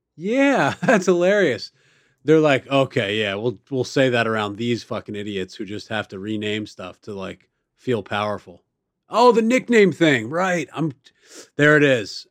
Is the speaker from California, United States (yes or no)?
no; Baltimore, Maryland, United States; I grew up in Baltimore City